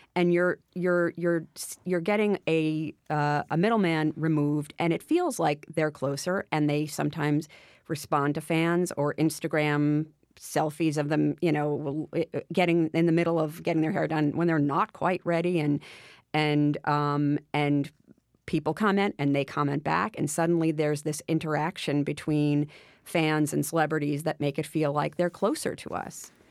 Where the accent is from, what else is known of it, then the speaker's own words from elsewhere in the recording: Westchester, New York, United States; when I was a kid, I grew up in Westchester